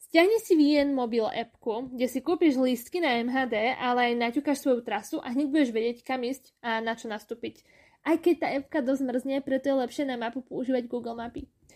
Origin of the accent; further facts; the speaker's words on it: Košice, Košice Region, Slovakia; moved away as an adult; now in Vienna, Austria; U nás v Košiciach